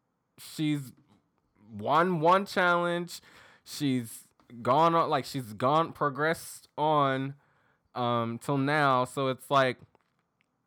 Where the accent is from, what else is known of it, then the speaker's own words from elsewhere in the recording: the South, United States; accent: southern; my southern accent's coming out.